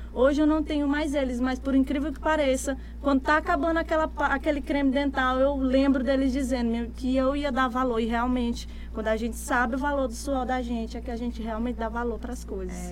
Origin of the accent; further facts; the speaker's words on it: Imperatriz, Maranhão, Brazil; also born or lived in Gurupi, Tocantins; Eu me considero imperatrizense, mas eu nasci em Gurupi, no Tocantins, uhum. na época era Goiás, mas aí hoje é Tocantins. E vim pra cá, pra Imperatriz, eu tinha um ano de idade